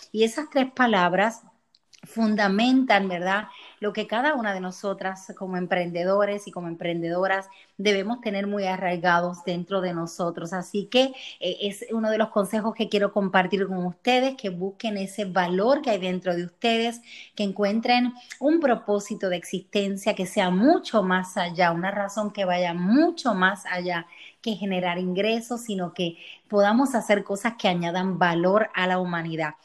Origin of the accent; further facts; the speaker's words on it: Puerto Rico; moved away as an adult; now in Florida, United States; Llevo unos 10 años viviendo en el estado de la Florida, soy de Puerto Rico